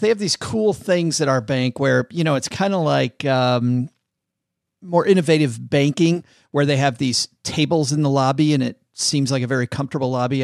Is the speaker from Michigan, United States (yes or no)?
yes; Vicksburg, Michigan, United States; it was my hometown, Vicksburg, Michigan.